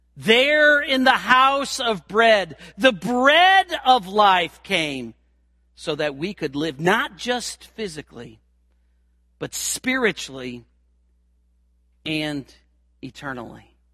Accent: St. Louis, Missouri, United States; I was born here in Saint Louis in a hospital

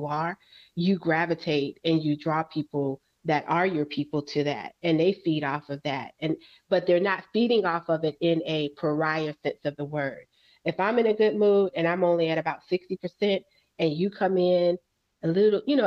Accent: New York City, New York, United States; I'm from Brooklyn

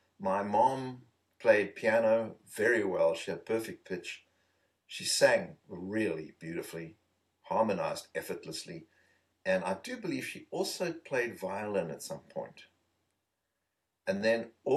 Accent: Eastern Cape, South Africa; moved away; being in South Africa, growing up in the Eastern Province where there are a lot of Bantu people

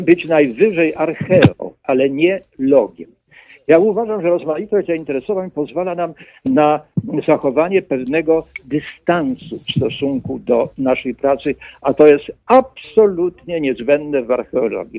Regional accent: Jasło, Subcarpathian Voivodeship, Poland; Ja się urodziłem pod sam koniec wojny, drugiej wojny światowej, na prowincji polskiej i pod koniec wojny Niemcy, wycofując się z Jasła, bo to było przedmieście Jasła na Podkarpaciu

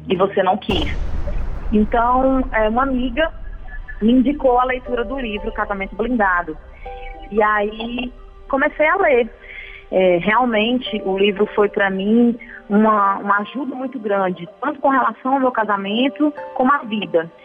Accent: Fortaleza, Ceará, Brazil; Eu sou da cidade de Fortaleza, Ceará

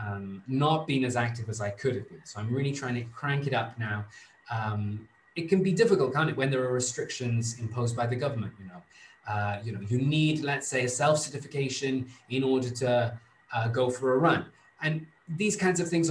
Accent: Wales, United Kingdom; moved away as an adult; now in Rome, Italy; in my home country, so much is conditioned by the weather

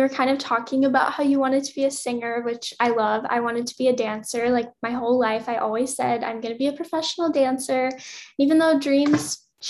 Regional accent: Louisiana, United States; now in Los Angeles, United States; so I'm from Louisiana originally, and Louisiana's like acronym is LA, but obviously LA different than Los Angeles.

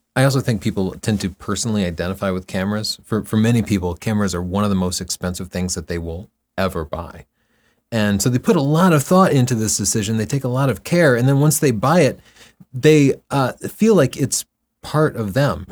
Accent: Texas, United States; I grew up in Texas

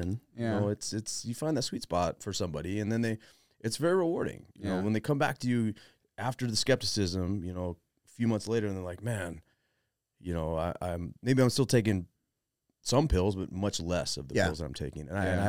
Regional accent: Arizona, United States; moved away; also born or lived in Colorado; I'm from Arizona

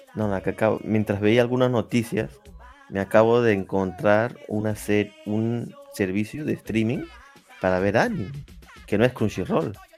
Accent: Peru; yo sea peruano

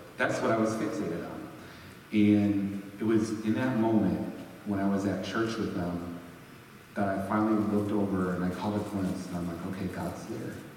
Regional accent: Sturgis, Michigan, United States; moved away as an adult; also born or lived in Grand Rapids, Michigan; I ended up relocating back to my hometown in Michigan

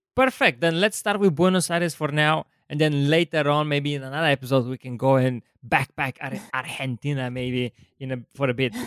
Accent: Bulgaria; I'm from Bulgaria

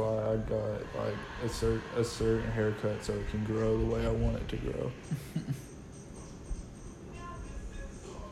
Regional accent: Tennessee, United States; being born and raised in Tennessee

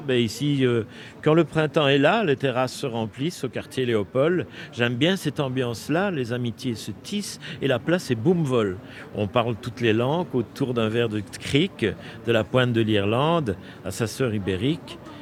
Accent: Brussels, Brussels-Capital Region, Belgium; je suis né à Bruxelles. J'ai fait mes études à l'université de Bruxelles

